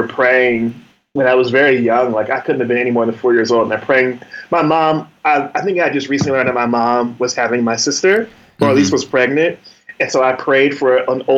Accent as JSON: {"language": "English", "town": "Asbury Park", "region": "New Jersey", "country": "United States", "tie": "born or raised there", "moved": "yes", "lives_now": "Washington, D.C. area, United States", "said": "I grew up in Asbury Park, New Jersey, right on the Jersey Shore"}